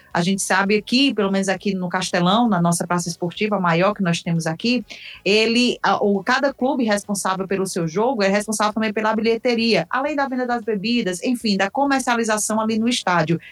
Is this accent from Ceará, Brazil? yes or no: yes; Fortaleza, Ceará, Brazil; Sou aqui de Fortaleza, do Ceará